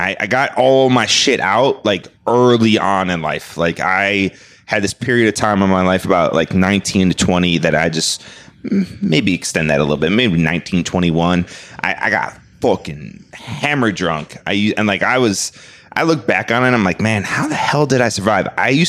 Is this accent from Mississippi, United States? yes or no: no; Skokie, Illinois, United States; moved away as an adult; Born and raised in Skokie, Illinois